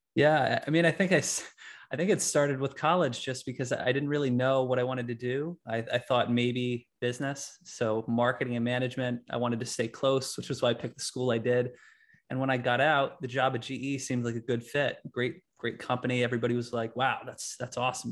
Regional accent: Latham, New York, United States; I'm from Latham, New York.

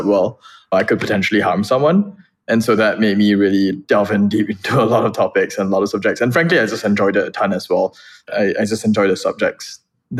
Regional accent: Singapore; moved away; also born or lived in Boston; I would introduce myself first and foremost as a Singaporean.

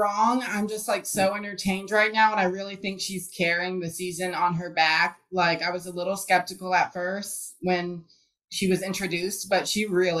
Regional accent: Alabama, United States; now in Nashville, United States; We love Nashville. We're both from Alabama, but we moved here after college and then met.

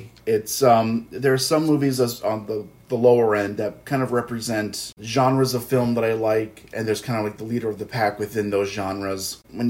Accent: Long Island, New York, United States; we're from Long Island.

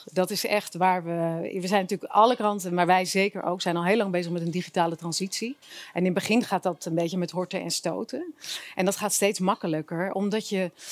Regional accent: Zeeland, Netherlands; moved away as an adult; now in Amsterdam, Netherlands; ik ben geen Amsterdammer kom oorspronkelijk uit Zeeland, maar ik ben in Amsterdam gaan studeren.

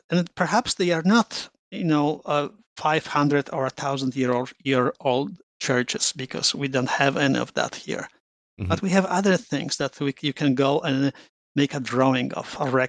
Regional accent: Rome, Lazio, Italy; moved away as an adult; now in Toronto, Canada; When I landed in Canada 30 years ago, and I came from Rome.

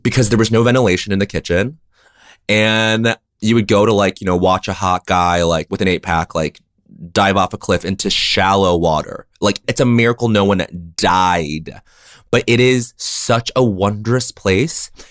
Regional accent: Denver, Colorado, United States; moved away; you're in my hometown right now

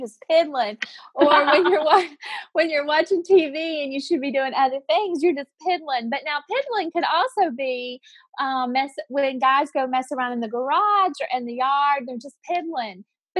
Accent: Virginia, United States; Like, well, we grew up in the Southwest Virginia, and we grew up saying pop.

